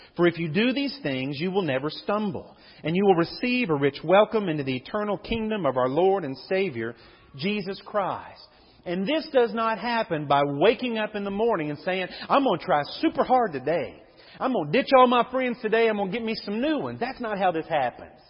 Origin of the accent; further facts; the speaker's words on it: United States; growing up in Levy